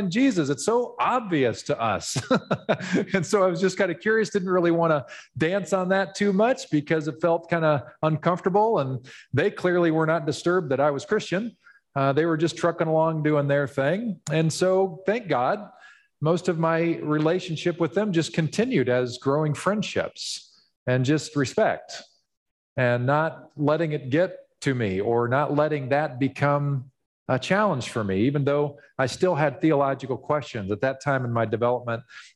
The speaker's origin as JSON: {"language": "English", "town": "Ottawa", "region": "Kansas", "country": "United States", "tie": "born or raised there", "said": "we moved from Kansas City when I was 8 years old to a small town in Kansas called Ottawa, Kansas"}